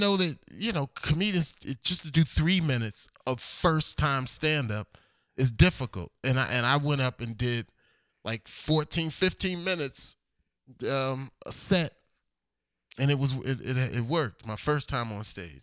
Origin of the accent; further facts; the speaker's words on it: Elizabeth, New Jersey, United States; moved away as an adult; also born or lived in Perth Amboy, New Jersey / Fort Lauderdale, Florida / Miami, Florida / New York; I was born in Elizabeth, New Jersey, but I graduated Perth Amble High School